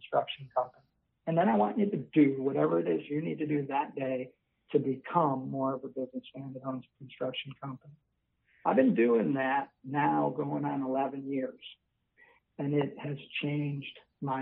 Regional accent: Buffalo, New York, United States; moved away as an adult; now in Northern Virginia, United States; I'm originally from Buffalo, New York

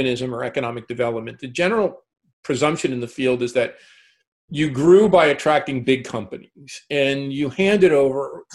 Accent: Newark, New Jersey, United States; now in Toronto, Canada; I was born in Newark, New Jersey in 1957

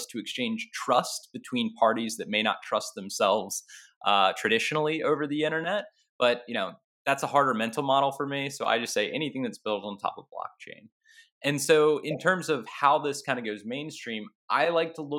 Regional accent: North Carolina, United States; I grew up in North Carolina

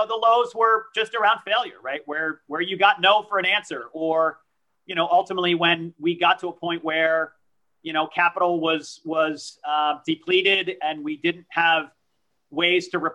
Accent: Danbury, Connecticut, United States; first language French; English is a second language; also born or lived in Pau, France; I grew up in Danbury, Connecticut

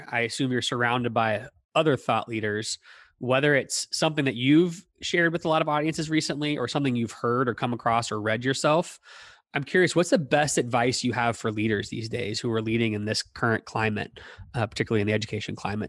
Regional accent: Toronto, Ontario, Canada; now in St. Louis, United States; You know, I live in St. Louis. I'm from Toronto.

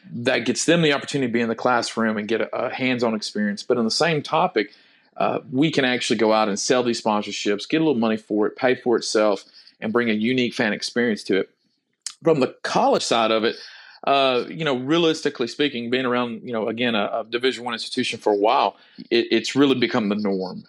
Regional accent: near Lufkin, Texas, United States; my hometown near Lufkin

